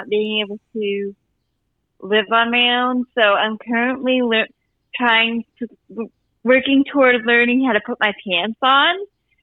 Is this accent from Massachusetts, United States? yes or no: no; Virginia, United States; I'm from Virginia